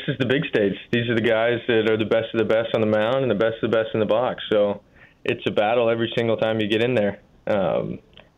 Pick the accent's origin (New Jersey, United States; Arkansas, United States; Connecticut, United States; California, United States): California, United States; Northern; Growing up in NorCal, we had the Giants and the A's there